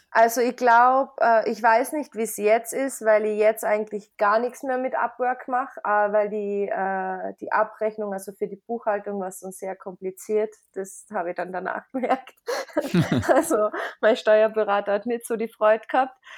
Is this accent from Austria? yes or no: yes; Carinthia, Austria; also born or lived in United States; ich bin aus Österreich, aus Kärnten und äh, ich bin 29 Jahre alt